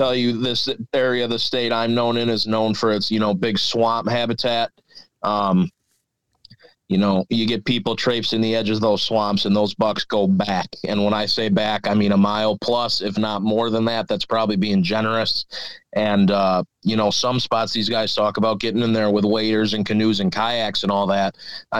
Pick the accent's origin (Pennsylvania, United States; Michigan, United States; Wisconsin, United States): Wisconsin, United States; Milwaukee; I grew up in Milwaukee, actually.